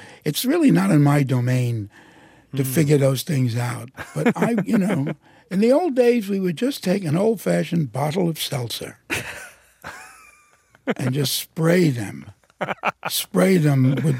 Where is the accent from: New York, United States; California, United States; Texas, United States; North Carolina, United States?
New York, United States; New York City